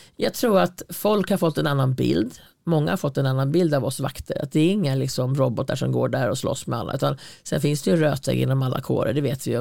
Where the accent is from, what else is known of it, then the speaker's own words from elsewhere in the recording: Hälsingland, Gävleborg County, Sweden; also born or lived in Stockholm; Jag var ändå född i Stockholm och kom till Hälsingland